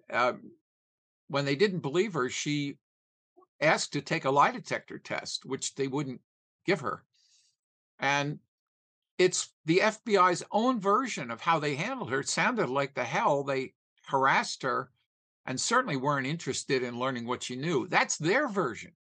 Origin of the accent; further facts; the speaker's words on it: Philadelphia, Pennsylvania, United States; I was from Philadelphia